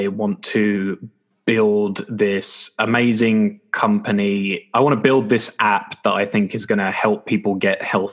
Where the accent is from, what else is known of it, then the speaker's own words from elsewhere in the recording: England, United Kingdom; we're English. So, you know, in England